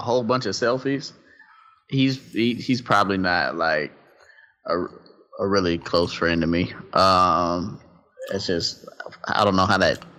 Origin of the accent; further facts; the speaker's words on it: Tennessee, United States; I'm from Tennessee